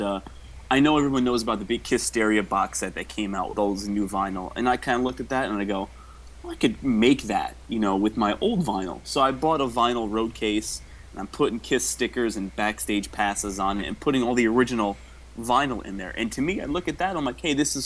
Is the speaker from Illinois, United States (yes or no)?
no; New Jersey, United States; moved away; I'm originally from New Jersey.